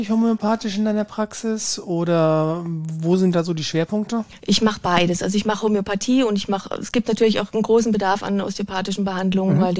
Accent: Rottenbuch, Bavaria, Germany; Okay, und was machst du so? ich bin Heilpraktikerin und ich komme aus Rotenbuch.

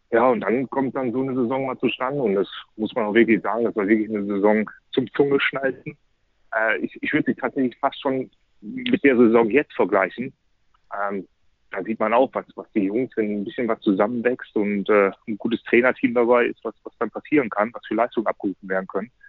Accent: Essen, North Rhine-Westphalia, Germany; now in Hamburg, Germany; dass ich im Prinzip immer im Westen gelebt habe, in meiner Heimat in Essen.

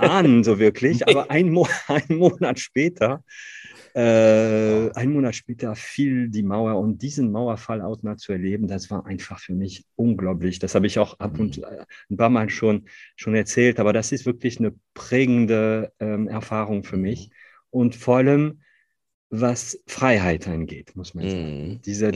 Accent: northern France, France; accent: Ch'ti; German is a second language; moved away as an adult; now in Cologne, Germany; ich bin Franzose, ich bin gebürtiger Franzose, ich bin aufgewachsen in einer ganz kleinen Stadt in Nordfrankreich

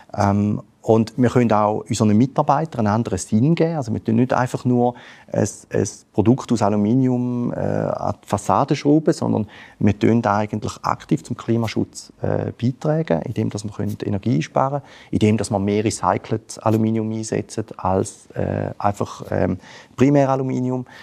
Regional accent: Switzerland; Als Schweizer

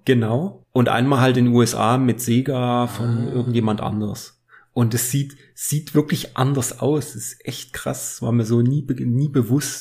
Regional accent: Germany; wir sind aus Deutschland

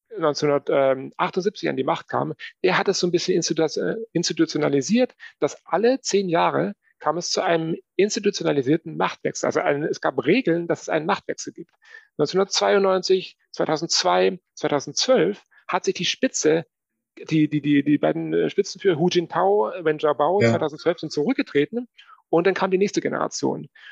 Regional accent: Germany; also born or lived in Moscow, Russia; bei uns in Deutschland

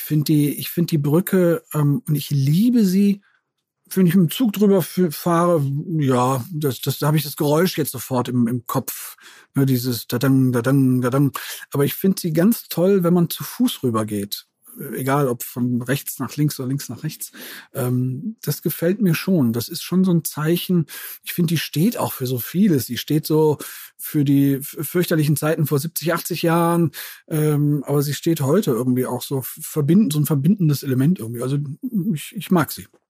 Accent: Cologne, North Rhine-Westphalia, Germany; ich bin, im, bin in der Südstadt geboren

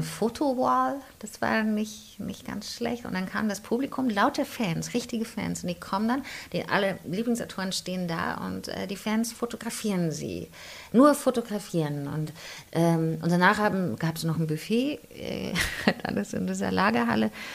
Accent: Chemnitz, Saxony, Germany; also born or lived in Riesa; ich bin ja in Karl-Marx-Stadt aufgewachsen

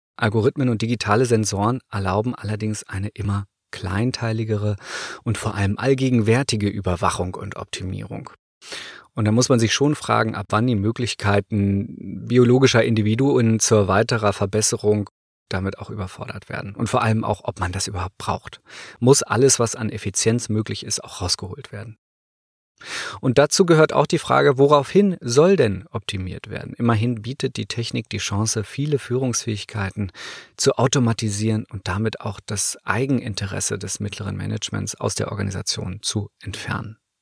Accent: Northern Germany, Germany; Ich komme ja aus Norddeutschland

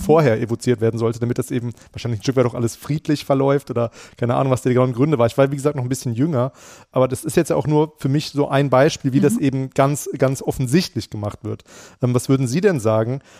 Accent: Frankfurt, Hesse, Germany; wir Hessen

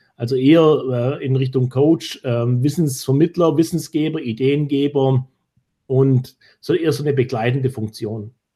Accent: Germany; als Deutsche

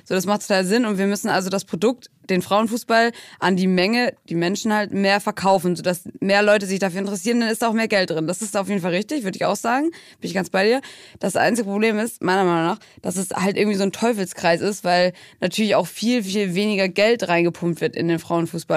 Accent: Brighton, South East England, United Kingdom; moved away; in Brighton, in meiner Heimatstadt

